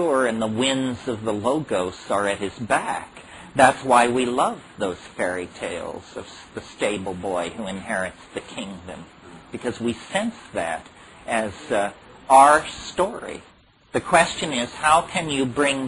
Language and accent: English; Berkeley, California, United States; I grew up in Berkeley in the 1960s